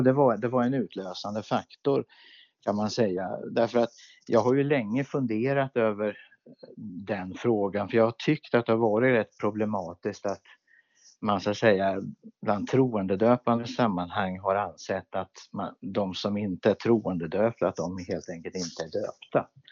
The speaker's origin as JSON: {"language": "Swedish", "town": "Örebro", "region": "Örebro County", "country": "Sweden", "tie": "born or raised there", "said": "jag växte upp i Pingstkyrkan i Örebro"}